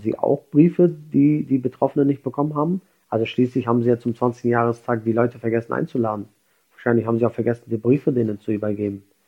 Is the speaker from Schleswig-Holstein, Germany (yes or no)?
yes; Schleswig-Holstein, Germany; ich komme aus Schleswig-Holstein oder aus, aus Deutschland